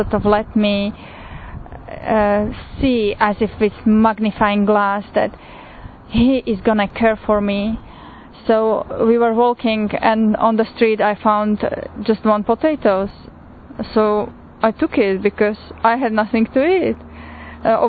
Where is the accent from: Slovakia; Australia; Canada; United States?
Slovakia; moved away; Originally I'm from Slovakia